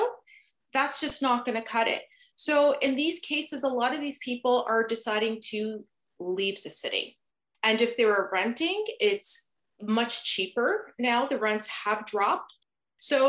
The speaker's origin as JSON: {"language": "English", "region": "New Jersey", "country": "United States", "moved": "as an adult", "lives_now": "Toronto, Canada", "said": "originally I'm from New Jersey. So if you detect a slight little accent, and of course there's always those certain words I say that just kind of comes out the accent, you'll know where I'm from."}